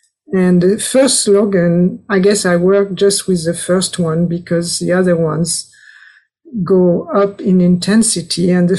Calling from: France; English is a second language; So I'm speaking from France, and also it's quite idyllic.

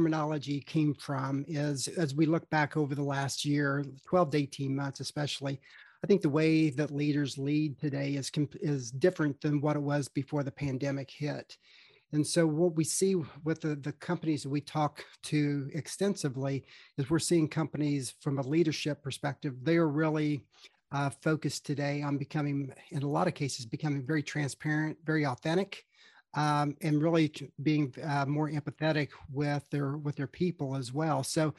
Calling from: Charlotte, North Carolina, United States; I am located in Charlotte, North Carolina.

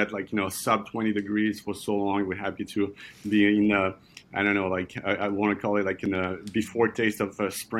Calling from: Brooklyn, New York, United States; I'm calling you from Brooklyn in New York.

